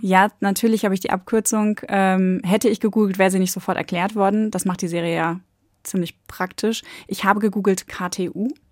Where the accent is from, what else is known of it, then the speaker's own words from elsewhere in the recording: North Sea coast, Germany; Ich komme jetzt von der Nordsee, ich bin im Westen aufgewachsen